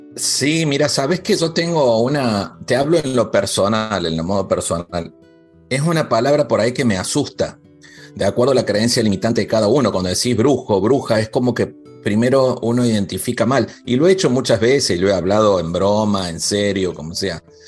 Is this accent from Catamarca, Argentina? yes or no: no; Córdoba, Argentina; en mi provincia natal, Córdoba, Argentina